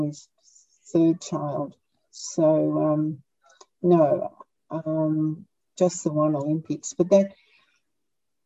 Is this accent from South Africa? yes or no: no; Australia; he married me as an Australian